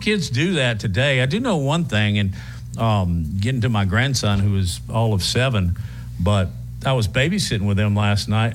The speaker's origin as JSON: {"language": "English", "town": "Huntsville", "region": "Alabama", "country": "United States", "tie": "born or raised there"}